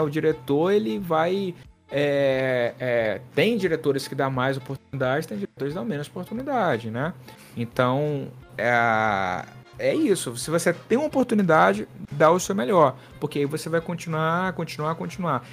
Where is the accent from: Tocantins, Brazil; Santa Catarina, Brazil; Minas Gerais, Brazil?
Tocantins, Brazil; moved away as an adult; also born or lived in Brasília; now in Rio de Janeiro, Brazil; eu sou do Tocantins, mas eu morei em Brasília durante quatro anos quando eu fiz a faculdade